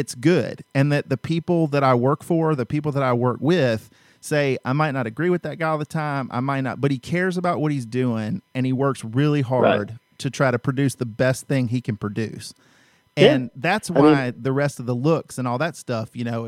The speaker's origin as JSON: {"language": "English", "region": "Georgia", "country": "United States", "said": "I'm from Georgia"}